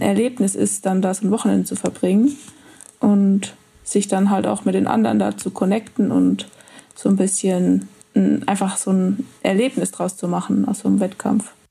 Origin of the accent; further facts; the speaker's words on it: Rhön, Bavaria, Germany; ich komme aus der Rhön. Das ist quasi der nördlichste Part von Bayern